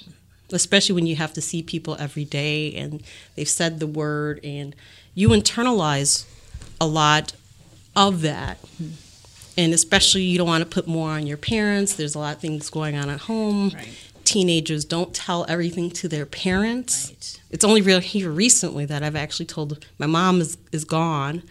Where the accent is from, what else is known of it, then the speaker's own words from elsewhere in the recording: Bayside, Wisconsin, United States; I grew up in Bayside, which is a predominantly white neighborhood, affluent